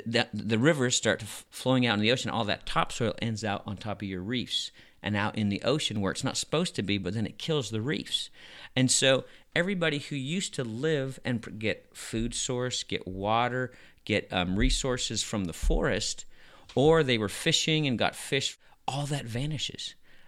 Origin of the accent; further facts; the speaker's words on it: Madagascar; And I grew up in Madagascar, and my best friends were from the poorest of the poor.